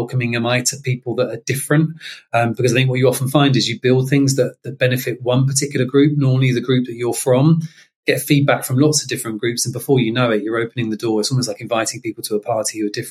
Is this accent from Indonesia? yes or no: no; London, United Kingdom; I'm from South London originally, and I'd grown up in a very diverse area in Catford